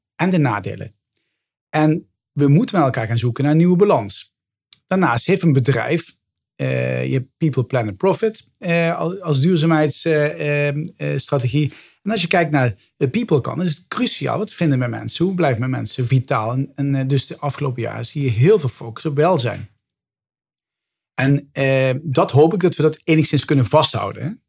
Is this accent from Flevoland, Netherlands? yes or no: no; Limburg, Netherlands; now in Amsterdam, Netherlands; van origine ben ik een Limburger die naar het westen verhuisd is